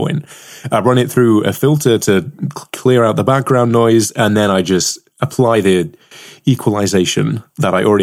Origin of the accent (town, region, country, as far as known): United Kingdom